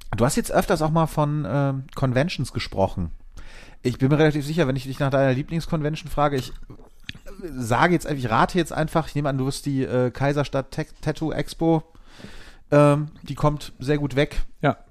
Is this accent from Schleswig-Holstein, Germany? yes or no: no; Bonn, North Rhine-Westphalia, Germany; ich bin äh, in Vorort von Bonn groß geworden und in Bonn zur Schule gegangen